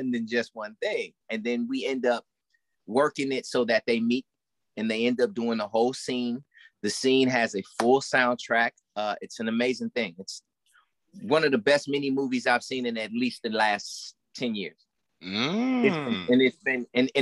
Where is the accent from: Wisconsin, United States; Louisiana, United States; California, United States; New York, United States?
Wisconsin, United States; Milwaukee; I grew up in Milwaukee, Wisconsin